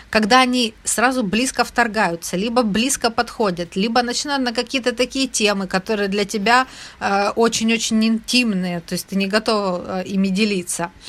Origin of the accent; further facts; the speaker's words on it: Ukraine; Ведь мы же каждый день не ходим и не говорим «я украинка» или «я украинец»